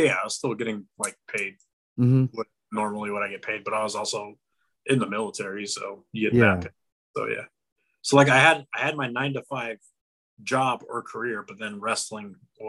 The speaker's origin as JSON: {"language": "English", "region": "Arizona", "country": "United States", "tie": "born or raised there", "also_born_or_lived": "New Mexico / Amarillo, Texas / Las Vegas", "said": "I grew up like in Arizona, New Mexico, Amarillo, and then Las Vegas."}